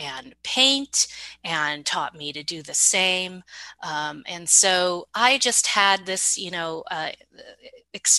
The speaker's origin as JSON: {"language": "English", "town": "Sunnyvale", "region": "California", "country": "United States", "tie": "born or raised there", "also_born_or_lived": "Palo Alto, California", "said": "I was born in Stanford at Palo Alto. We lived in Palo Alto, and then we moved to Sunnyvale"}